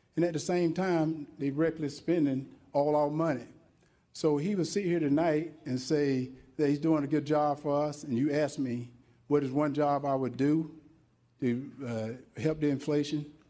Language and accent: English; Wrightsville, Georgia, United States; born and raised in Wrightsville, Georgia